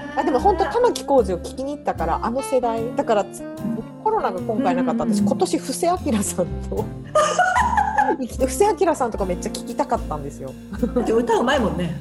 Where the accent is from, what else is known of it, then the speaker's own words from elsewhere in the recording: Hokkaido, Japan; moved away; 北海道出身だから、自然で育ってきた子だから。